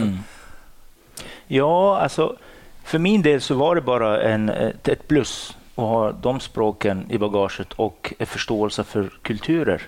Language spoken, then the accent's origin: Swedish; Morocco; Swedish is a second language; moved away as an adult; also born or lived in Dalarna, Sweden / Stockholm, Sweden; now in Sweden; Jag är ursprungligen från Marocko i Nordafrika